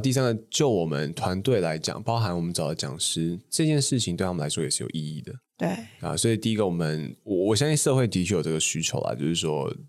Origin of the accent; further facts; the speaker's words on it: Taipei, Taiwan; 我家是出生那种就是一般的台北市那种小康家庭，就我从小就在东湖